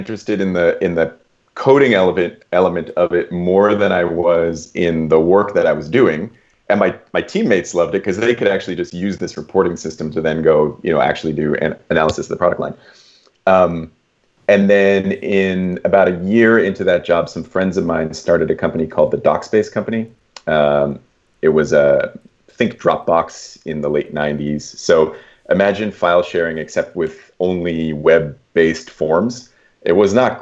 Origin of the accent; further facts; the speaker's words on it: Toronto, Ontario, Canada; also born or lived in Kingston, Ontario; I'm from Toronto